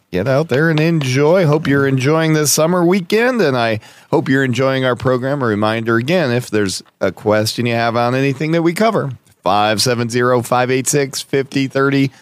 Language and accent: English; Scranton, Pennsylvania, United States; my hometown of Scranton, P